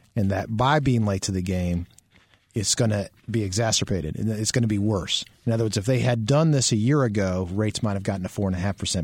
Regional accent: Maryland, United States; moved away; I grew up in Maryland, so, you know, they play lacrosse up there.

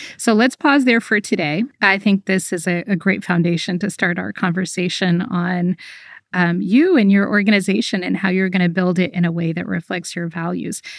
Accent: United States; I grew up in America

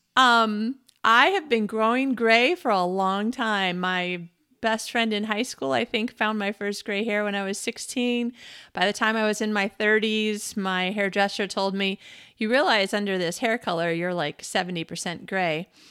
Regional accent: United States; I am an American woman in the twenty-first century

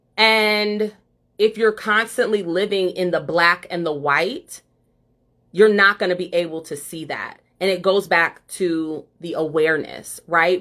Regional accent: Ohio, United States; moved away; I'm from Ohio

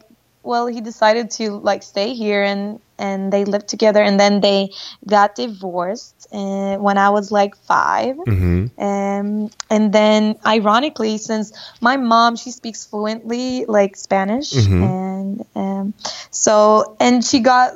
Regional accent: Stockholm, Stockholm County, Sweden; I was born and raised in Sweden, Stockholm, aka IKEA land

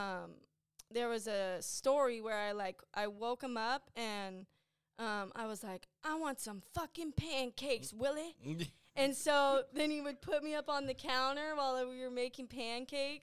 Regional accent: San Diego, California, United States; also born or lived in Lakeside, California / San Carlos, San Diego / Marietta, Georgia; I am from Claremont

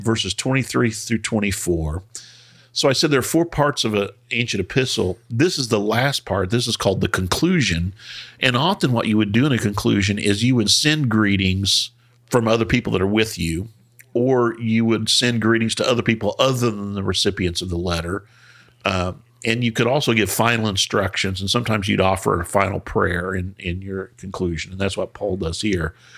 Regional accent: United States; we're American

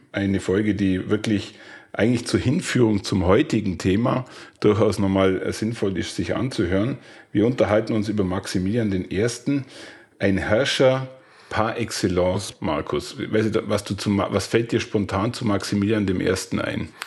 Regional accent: Tyrol, Austria; Eine Stadt, die wirklich sehenswert ist, die ganz um die Ecke von meinem Heimatort liegt

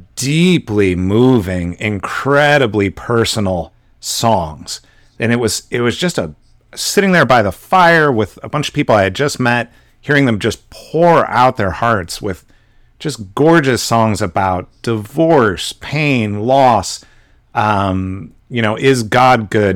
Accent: West Coast, United States; So I live on the West Coast. I grew up on the West Coast.

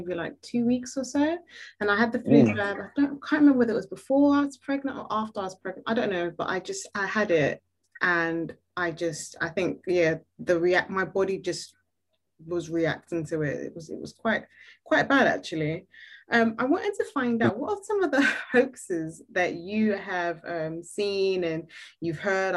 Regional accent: Nigeria; now in United Kingdom; I'm a Nigerian lady

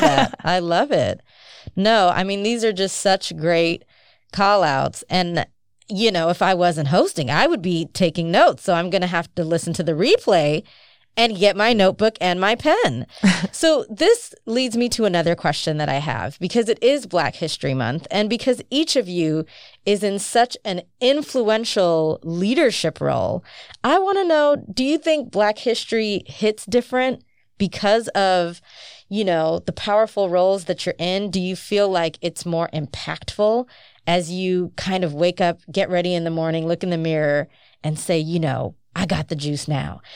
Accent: United States; growing up in the United States

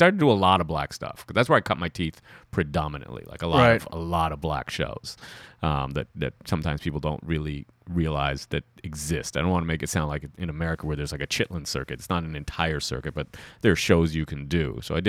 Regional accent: Trinidad & Tobago; Hey, I'm from Trinidad and Tobago.

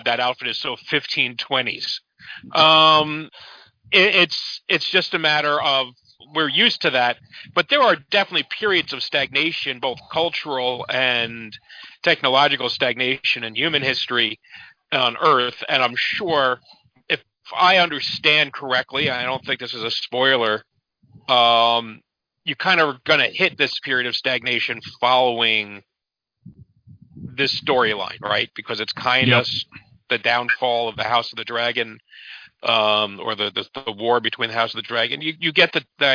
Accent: United States; I'm American

